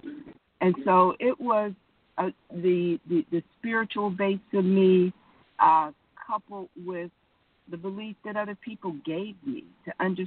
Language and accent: English; Detroit, Michigan, United States; I was born in Detroit, went to Detroit Public Schools